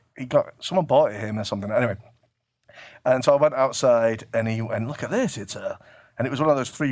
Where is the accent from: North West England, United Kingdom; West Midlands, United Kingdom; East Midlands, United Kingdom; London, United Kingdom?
North West England, United Kingdom; Manchester; Yeah, because I'm from Manchester. I'm not from America.